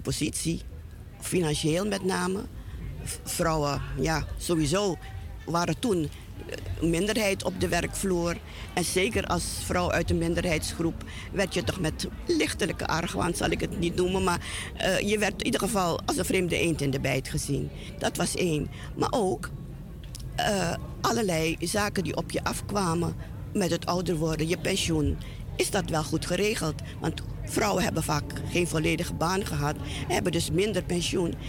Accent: Suriname; now in Netherlands; zo'n sterke binding hebben met ons, met ons moederland, zal ik het maar noemen, dat wij het ook altijd denken aan onze ouderen in Suriname

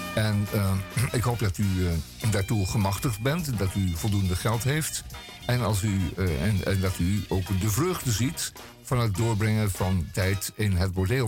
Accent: Netherlands; wij zijn Nederlanders

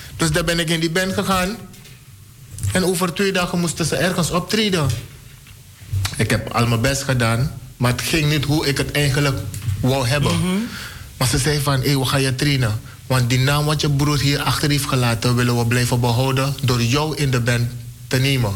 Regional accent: Suriname; moved away; Ik voel me een Surinamer. Ik ben een Surinamer.

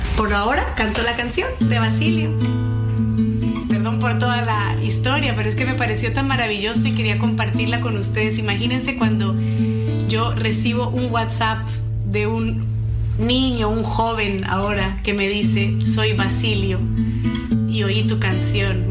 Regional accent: Bolivia; yo soy de Bolivia

